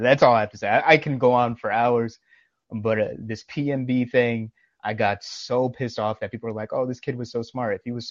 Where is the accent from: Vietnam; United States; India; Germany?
United States; New York; I'm from New York